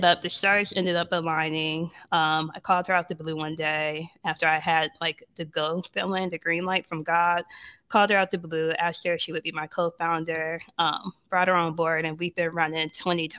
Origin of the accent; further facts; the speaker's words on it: Ohio, United States; moved away as an adult; also born or lived in New York; now in Atlanta, United States; I'm living here in Atlanta. I'm from Ohio, but spent a lot of time in Atlanta during undergrad